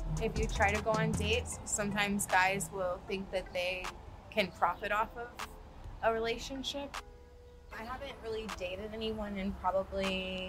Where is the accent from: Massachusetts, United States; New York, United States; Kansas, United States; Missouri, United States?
Kansas, United States; moved away as an adult; now in Los Angeles, United States; I'm actually from Kansas, but yeah, far from home.